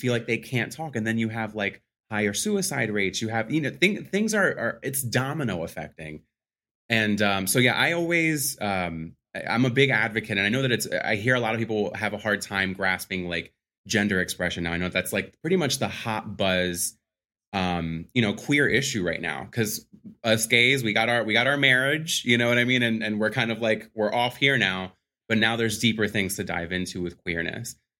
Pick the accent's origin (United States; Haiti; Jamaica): United States; Philadelphia, Pennsylvania; born and raised Philadelphia, P A. So I'm a Philly boy